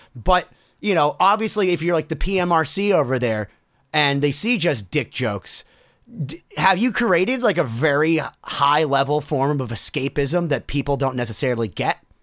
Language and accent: English; Worcester, Massachusetts, United States; Worcester at my hometown